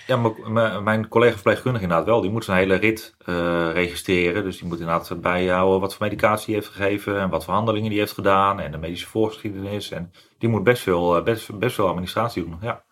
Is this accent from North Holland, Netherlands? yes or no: yes; Gooi en Vechtstreek, North Holland, Netherlands; Ik woon, ik kom uit Gooienvechtstreek